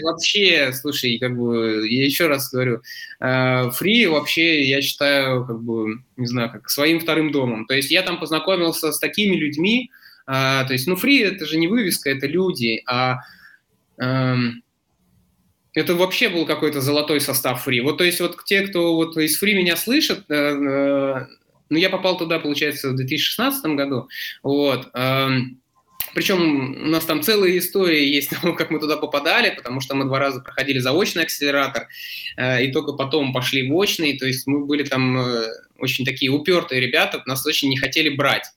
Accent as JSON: {"language": "Russian", "town": "Zelenograd", "region": "Moscow", "country": "Russia", "tie": "born or raised there", "also_born_or_lived": "Vladivostok", "said": "моя основная локация – это Зеленоград, то есть, получается, здесь я вырос и учился"}